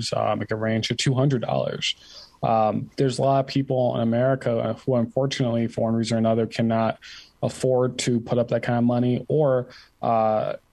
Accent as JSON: {"language": "English", "town": "Ann Arbor", "region": "Michigan", "country": "United States", "said": "I'm just from Ann Arbor, Michigan."}